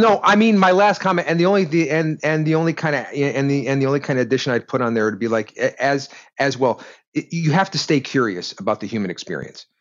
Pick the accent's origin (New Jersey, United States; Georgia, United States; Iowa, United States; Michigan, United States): Michigan, United States; Detroit; I grew up in Detroit